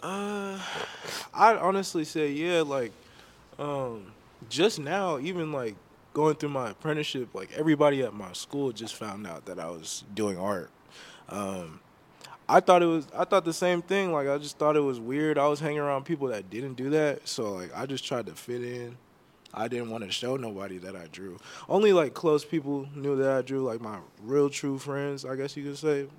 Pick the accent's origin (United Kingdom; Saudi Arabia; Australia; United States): United States; Elk Grove, California; also born or lived in San Francisco Bay Area; I'm from Elk Grove, California. Born and raised